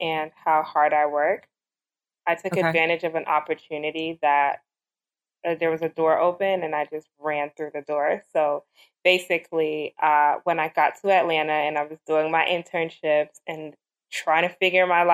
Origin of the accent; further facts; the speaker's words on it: Jamaica; I'm Jamaican